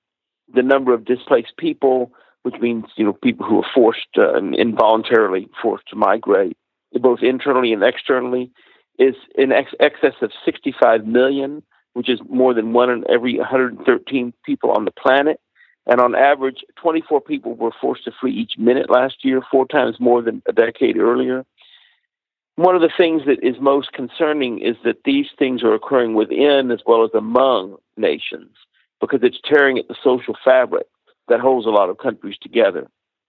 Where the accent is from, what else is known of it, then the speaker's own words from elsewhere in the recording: Texas, United States; around my home state, Texas